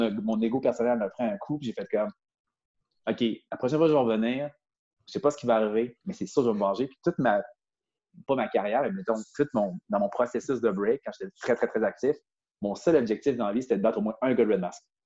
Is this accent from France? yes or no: no; Quebec City, Quebec, Canada